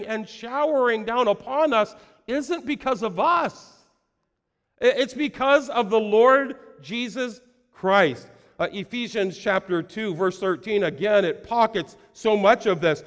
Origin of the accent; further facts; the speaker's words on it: United States; I was born in America